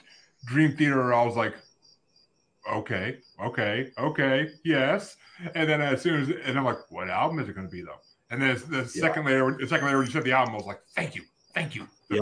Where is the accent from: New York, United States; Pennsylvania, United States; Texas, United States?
New York, United States; I'm a New Yorker.